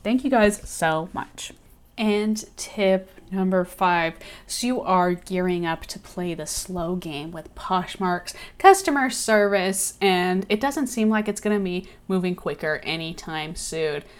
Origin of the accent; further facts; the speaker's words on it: Austin, Texas, United States; Love Austin. It's my hometown